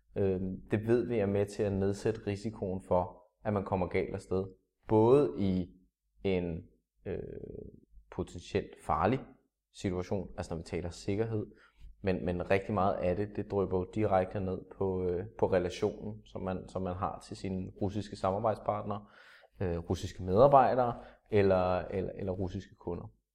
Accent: Denmark; danskere, som nordisk folkefærd

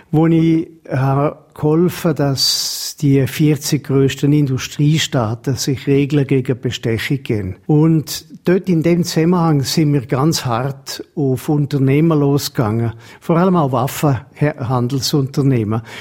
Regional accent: England, United Kingdom; Ich bin in England aufgewachsen und habe einfach ein bisschen vom Dialekt beibehalten.

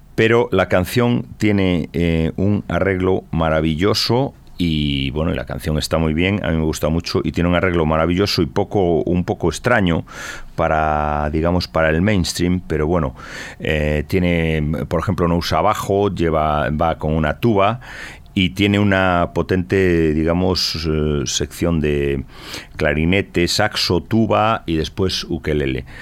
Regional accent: Galicia, Spain; los gallegos somos dados a decir una cosa y la contraria

